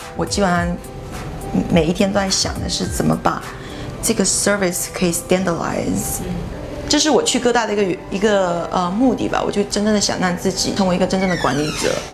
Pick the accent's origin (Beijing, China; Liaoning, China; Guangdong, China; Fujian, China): Fujian, China; moved away; 我们福建那边，就基本上女的二十三岁之前都会结婚生小孩